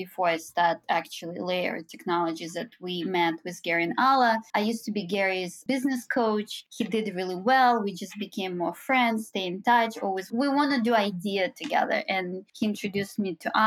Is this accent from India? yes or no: no; Minsk, Belarus; moved away as an adult; now in New York, United States; So I'm originally from Belarus, Minsk, and I was born and raised there. So I came here when I was 22